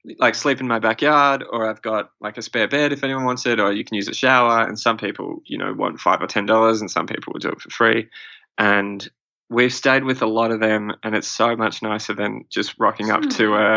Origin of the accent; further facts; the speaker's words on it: Australia; being Australian, we feel like we've sort of got this advantage with our sort of upbringing where our parents were always, you know, put on sunscreen